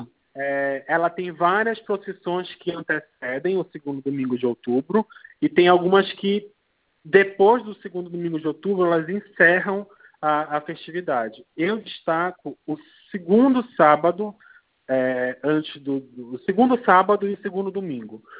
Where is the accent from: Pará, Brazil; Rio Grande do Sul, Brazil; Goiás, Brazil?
Pará, Brazil; Belém; moved away as an adult; now in São Paulo, Brazil; sou de Belém do Pará, mas já moro aqui em São Paulo há, esse ano completam 13 anos